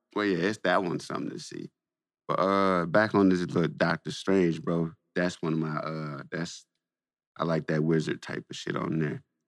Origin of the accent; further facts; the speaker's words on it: Saginaw, Michigan, United States; I'm from Saginaw